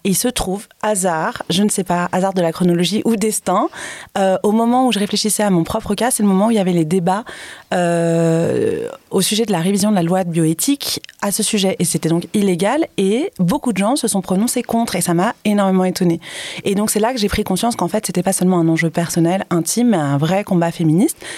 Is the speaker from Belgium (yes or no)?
no; Paris, Île-de-France, France; Donc on est parisien, mais on vient quand même de, plein mhm. d'endroits différents.